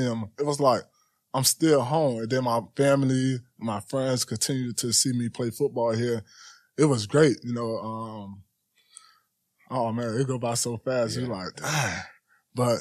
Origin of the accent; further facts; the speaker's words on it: Miami, Florida, United States; I'm from Miami